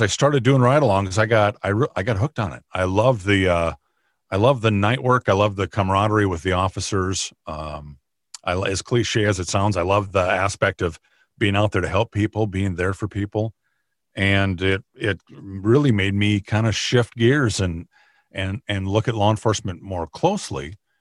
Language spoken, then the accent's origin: English; Minnesota, United States; also born or lived in Arizona / Nebraska / Kansas; I grew up in Minnesota, in the, in the county that I work in now